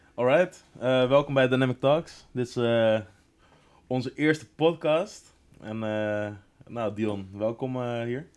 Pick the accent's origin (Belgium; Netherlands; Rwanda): Netherlands; Laren, North Holland; ik kom natuurlijk ook uit Laren.